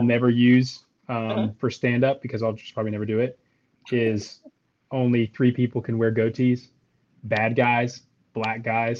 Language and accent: English; Tennessee, United States; because I am from Tennessee.